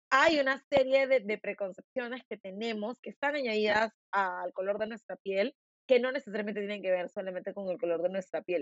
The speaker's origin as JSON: {"language": "Spanish", "region": "Lima", "country": "Peru", "accent": "limeño", "said": "tengo mi acento bien limeño"}